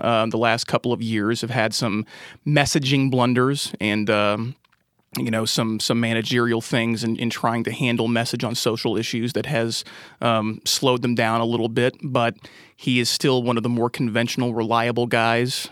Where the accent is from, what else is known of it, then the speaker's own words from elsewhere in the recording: Indiana, United States; I'm from Indiana, and we're known for basketball